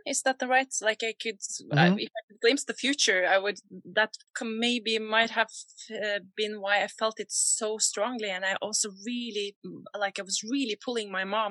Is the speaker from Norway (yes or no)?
yes; Borre, Vestfold, Norway; also born or lived in Oslo; I grew up in Borre in Norway